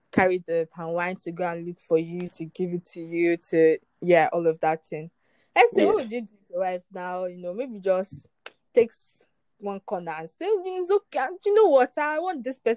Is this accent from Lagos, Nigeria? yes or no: no; Imo, Nigeria; Obviously, I'm from Imo State, so I speak Imo State